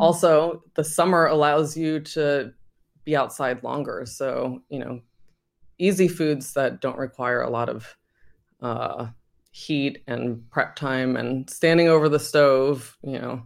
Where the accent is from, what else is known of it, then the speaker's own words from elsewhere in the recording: Virginia, United States; moved away; when I was growing up in Virginia